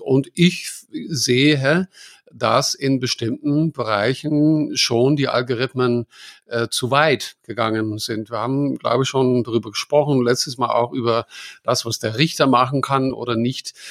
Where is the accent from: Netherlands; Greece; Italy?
Netherlands; now in Germany; ich bin Holländer